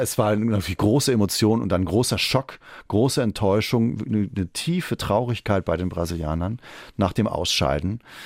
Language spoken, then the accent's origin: German; Trier, Rhineland-Palatinate, Germany; moved away as an adult; also born or lived in Rio de Janeiro; now in Berlin, Germany; Trier, wo ich aufgewachsen bin